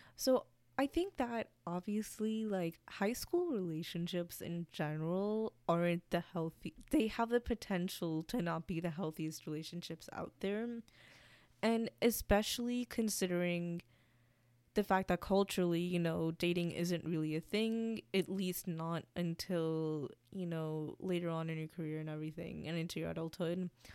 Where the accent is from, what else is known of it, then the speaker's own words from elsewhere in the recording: United States; I'm also American. Like, I grew up here.